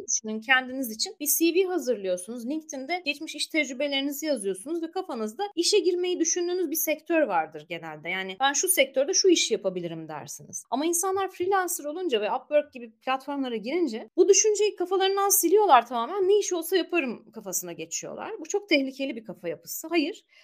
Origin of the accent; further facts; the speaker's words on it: Marmaris, Muğla, Turkey; moved away as an adult; also born or lived in Istanbul; now in Ankara, Turkey; Marmaris'te büyüdüm ben.